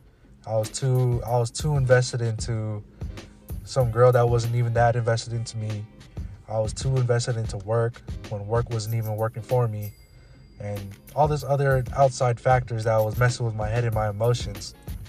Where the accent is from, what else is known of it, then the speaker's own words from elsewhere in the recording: Philippines; And you know how grandma be sometimes, you know, especially being Filipino, you always gotta eat.